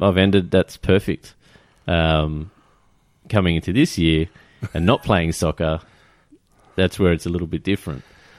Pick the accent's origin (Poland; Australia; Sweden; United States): Australia; As an Aussie